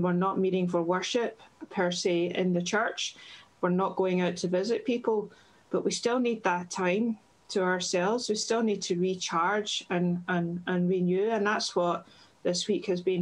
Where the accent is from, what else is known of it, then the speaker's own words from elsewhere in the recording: Irvine, Scotland, United Kingdom; moved away as an adult; now in Barrhead, United Kingdom; I'm originally from Irvine in Ayrshire. Grew up there